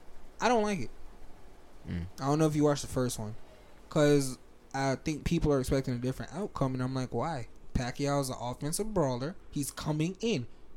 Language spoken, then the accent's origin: English; Alabama, United States; accent: Alabama; I lost a lot of weight. I lost my Alabama accent.